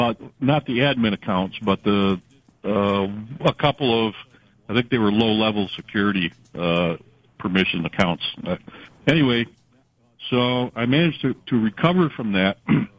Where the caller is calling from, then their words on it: Canandaigua, New York, United States; Well, I'm actually calling from Google Workspace Hell, but I live in Canandaigua.